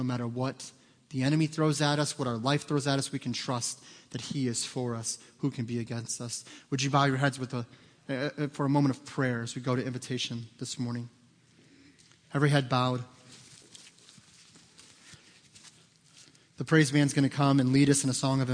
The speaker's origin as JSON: {"language": "English", "country": "United States", "said": "American Christians"}